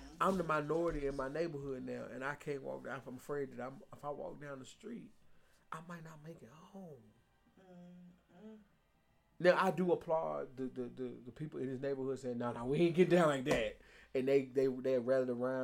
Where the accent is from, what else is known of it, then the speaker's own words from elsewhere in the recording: Nashville, Tennessee, United States; I'm proudly from South Nashville